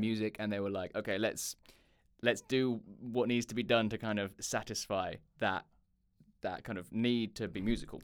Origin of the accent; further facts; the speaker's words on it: Chichester, South East England, United Kingdom; also born or lived in London; I'm from the U K, a little, uh, town called Chichester on the south coast of England